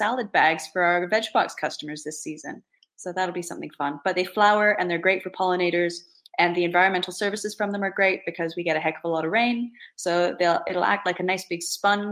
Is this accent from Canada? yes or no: yes; Eastern Townships, Quebec, Canada; moved away as an adult; also born or lived in Ontario / Toronto / London; now in Bishop's Castle, United Kingdom; I grew up in the Anglophone part of Quebec in the eastern townships